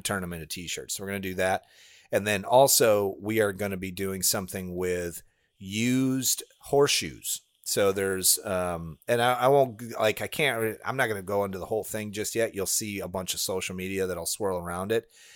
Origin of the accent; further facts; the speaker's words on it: Illinois, United States; now in Florida, United States; I grew up in Illinois